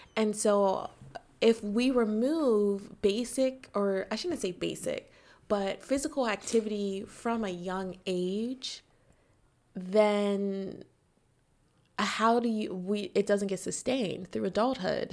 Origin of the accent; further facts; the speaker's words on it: United States; I'm American.